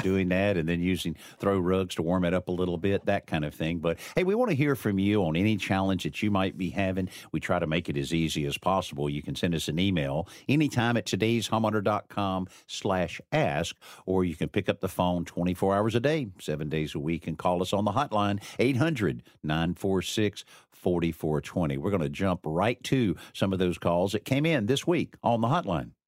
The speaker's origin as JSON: {"language": "English", "region": "the South", "country": "United States", "said": "I'm a, you know, a southerner"}